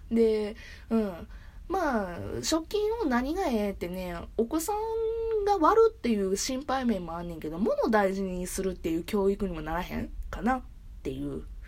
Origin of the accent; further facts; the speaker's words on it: Kansai area, Japan; うちは関西周辺なんよ